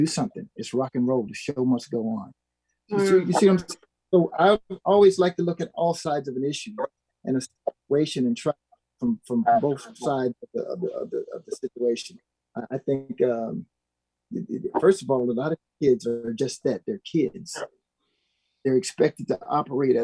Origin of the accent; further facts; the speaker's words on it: Pine Bluff, Arkansas, United States; I was a small hometown in Pine Bluff, Arkansas